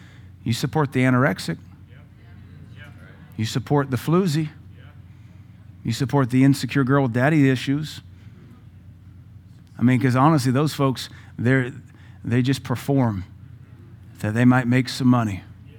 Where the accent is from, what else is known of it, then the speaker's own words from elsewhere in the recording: the South, United States; I mean, I grew up in the South, in this country in the 80s.